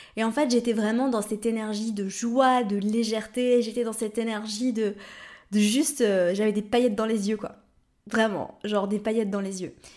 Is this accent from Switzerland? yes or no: yes; Lausanne, Vaud, Switzerland; moved away; j'ai grandi à Lausanne